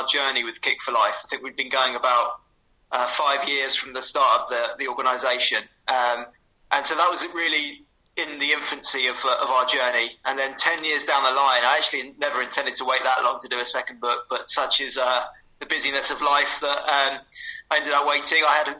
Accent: Southampton, South East England, United Kingdom; So I grew up in Southampton

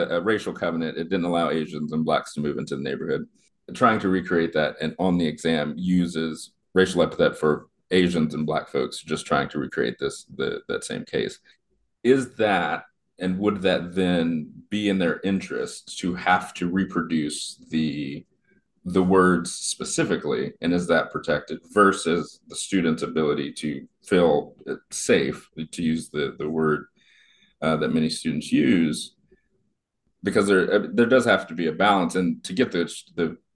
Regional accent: Kansas, United States; where I grew up growing up in Kansas

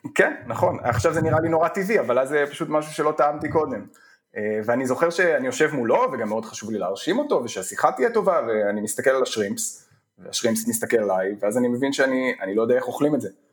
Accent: Hofit, Central District, Israel; אני גדלתי בחופית שבעמק חפר

